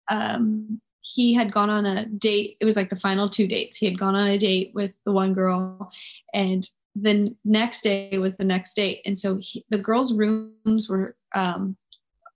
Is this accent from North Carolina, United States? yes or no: no; Greenville, South Carolina, United States; my hometown